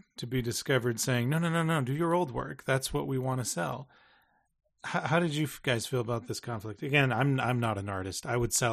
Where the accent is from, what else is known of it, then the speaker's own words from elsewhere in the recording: Seattle, Washington, United States; I grew up in Seattle